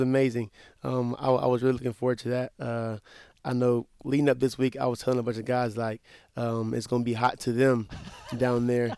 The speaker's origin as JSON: {"language": "English", "town": "Wetumpka", "region": "Alabama", "country": "United States", "tie": "born or raised there", "moved": "as an adult", "lives_now": "Mount Pleasant, United States"}